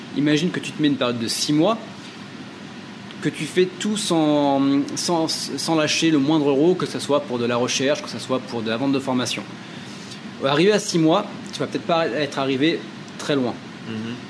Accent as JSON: {"language": "French", "town": "Châteauroux", "region": "Centre-Val de Loire", "country": "France", "also_born_or_lived": "Limoges", "moved": "as an adult", "said": "Je viens euh, d'une petite ville qui s'appelle euh, Châteauroux, qui est dans le milieu de la France"}